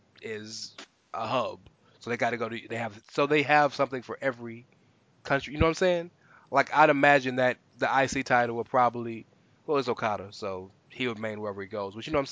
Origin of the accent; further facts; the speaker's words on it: United States; we're being American